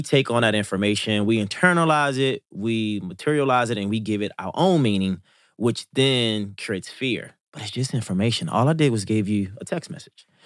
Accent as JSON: {"language": "English", "town": "Baltimore", "region": "Maryland", "country": "United States", "tie": "born or raised there", "said": "I'm from Baltimore, Maryland, West Baltimore, to be exact. in Baltimore was why I was born and raised."}